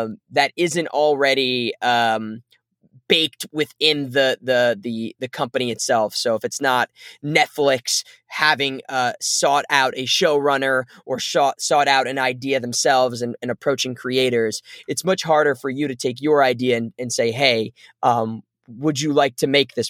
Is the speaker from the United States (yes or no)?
yes; New Jersey, United States; my life growing up in New Jersey